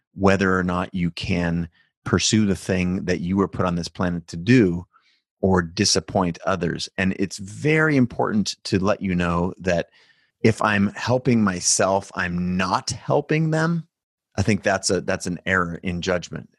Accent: United States; I was born in America

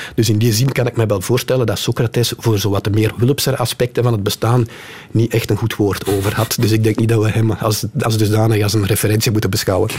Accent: Kempen, Flanders, Belgium; ik kom uit de Kempen.

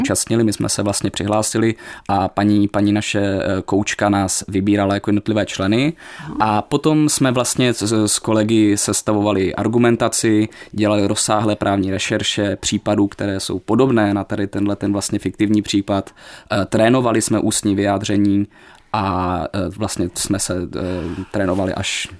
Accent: Ostrava, Moravian-Silesian Region, Czechia; accent: Ostrava; moved away as an adult; now in Prague, Czech Republic; já se samozřejmě stále cítím být ostravákem, nějakou dobu žiju v Praze, ale jde to poznat i na mě, i na mojem přízvuku

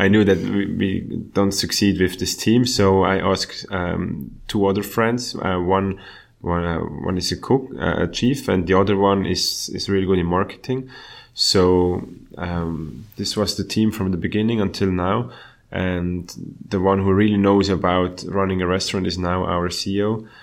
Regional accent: Switzerland; my hometown.

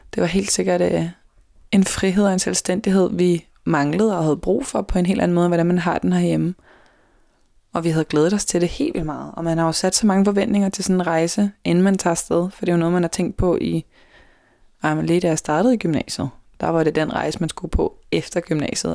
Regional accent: Denmark

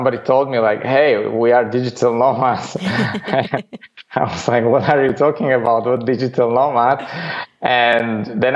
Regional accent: Bratislava, Bratislava Region, Slovakia; moved away as an adult; now in Netherlands; I grew up in the capital of this small country, Slovakia, in Bratislava

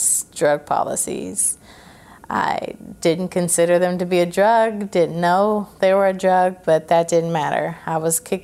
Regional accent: Clarksville, Tennessee, United States; also born or lived in Fort Campbell, Kentucky; I was raised there in Clarksville by my adopted parents

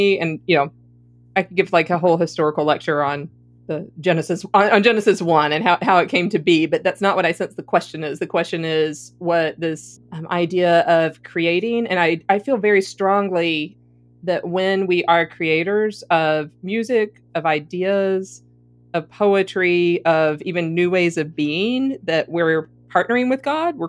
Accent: Southern United States, United States; accent: deep South; I'm actually Southern, y'all. I'm the only Southerner here.

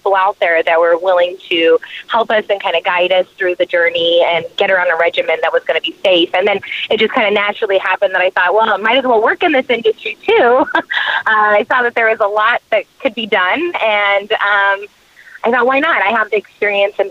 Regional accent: New Mexico, United States; I am from New Mexico.

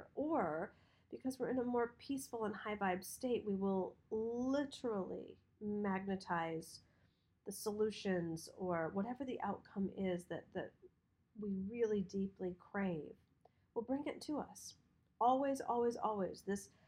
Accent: Michigan, United States; when we grew up in Michigan

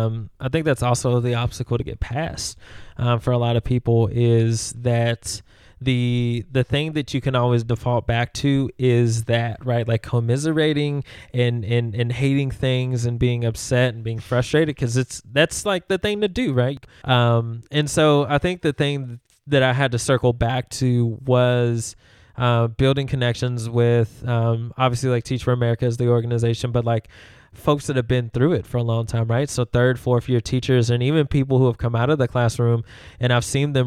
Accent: Louisville, Kentucky, United States; also born or lived in Memphis; And when people ask me, where are you from? It's hard not to say Memphis, right? Because I know that they, like Louisville, I love, right? Because I grew up here.

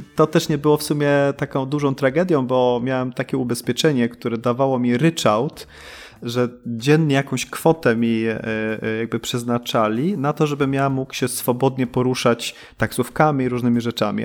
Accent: Sweden; moved away as an adult; now in Poland; ja się urodziłem w Polsce, to 83 e, i my w 85 wyprowadziliśmy się do Szwecji, tam dorastałem.

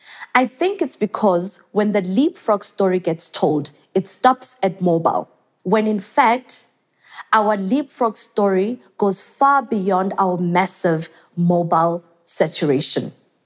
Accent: South Africa; growing up in South Africa, Tanzania to be specific

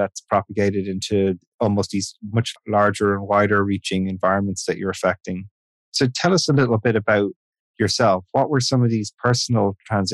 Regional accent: Ireland; I'm Irish, so I just grew up in a heavily repressive society

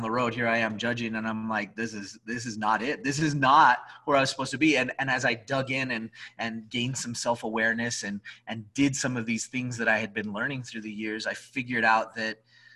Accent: Albuquerque, New Mexico, United States; I'm from Albuquerque

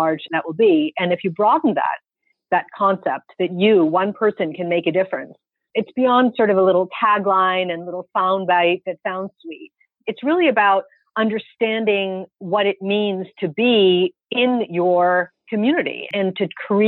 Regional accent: United States; as an American and as a Muslim

